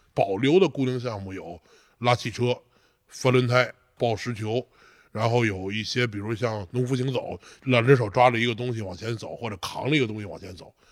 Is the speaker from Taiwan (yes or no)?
no; China; 我说中国人